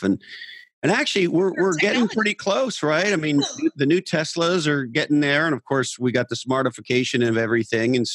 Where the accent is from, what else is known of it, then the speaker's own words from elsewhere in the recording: Montreal, Quebec, Canada; moved away; also born or lived in Tahoe / Santa Cruz; growing up in Montreal, Canada